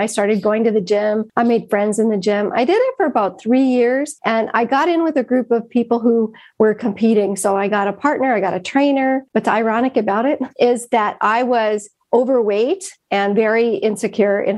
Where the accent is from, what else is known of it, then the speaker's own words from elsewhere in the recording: Bessemer, Michigan, United States; I grew up in the Upper Peninsula of Michigan in a really small town, Bessemer, Michigan